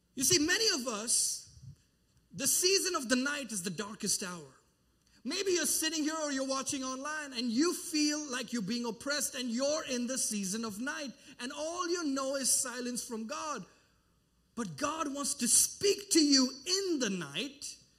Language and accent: English; India; moved away; I traveled back to my home country and I've been doing mission work